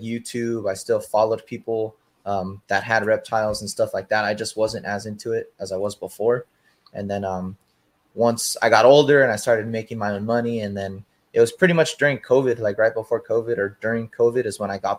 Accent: Oceanside, California, United States; also born or lived in Menifee, California; So I pretty much grew up in Oceanside

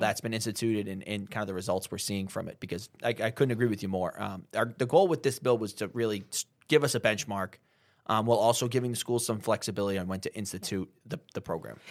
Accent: Methuen, Massachusetts, United States; also born or lived in Haverhill, Massachusetts; growing up in Methuen and Haverhill

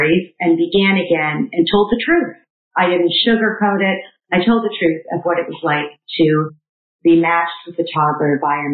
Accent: Canada; I am a Canadian middle child

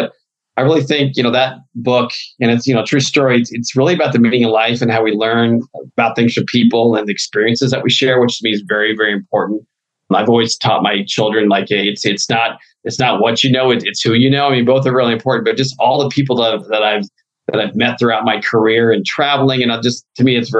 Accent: Midwest, United States; You know, growing up in the Midwest, I love Chicago.

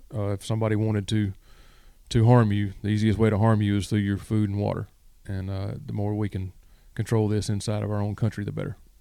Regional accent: West Memphis, Arkansas, United States; moved away as an adult; also born or lived in Mississippi; now in Lake Park, Georgia, United States; I'm originally from West Memphis, Arkansas

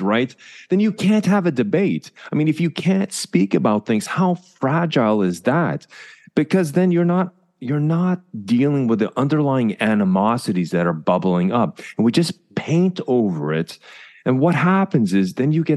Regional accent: Canada; moved away; As a Canadian

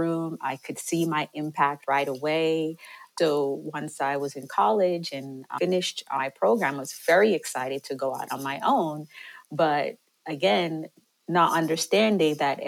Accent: Jamaica; moved away; I'm originally from Jamaica

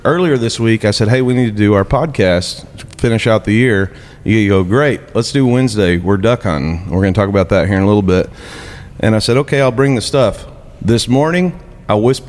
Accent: Mineral Wells, Texas, United States; We are in downtown Mineral Wells, Texas, my hometown

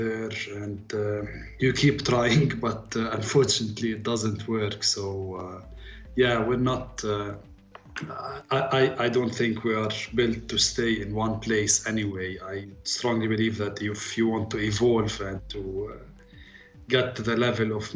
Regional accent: Lebanon; moved away as an adult; also born or lived in Abu Dhabi, UAE; now in Dubai, UAE; I'm born and raised in Lebanon till I was 18 in a village up the mountains

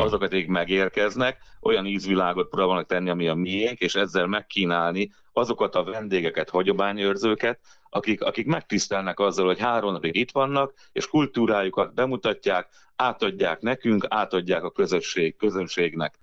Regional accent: Jász-Nagykun-Szolnok, Hungary; itt voltunk, a magyarság, jászok, mi elfelejtettük a nyelvet

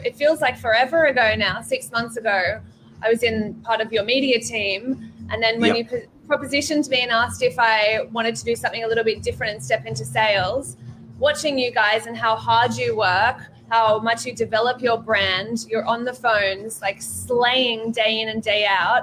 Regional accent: Sydney, New South Wales, Australia; In the Northern Beaches. I'm here. I'm a beaches girl. I'm local, so I grew up around Elanora Heights.

